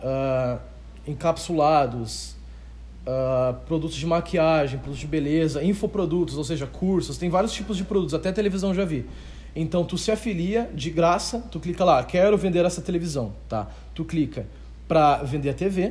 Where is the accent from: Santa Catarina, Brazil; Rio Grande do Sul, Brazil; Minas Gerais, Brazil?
Rio Grande do Sul, Brazil; Novo Hamburgo; Eu sou de Novo Hamburgo, Rio Grande do Sul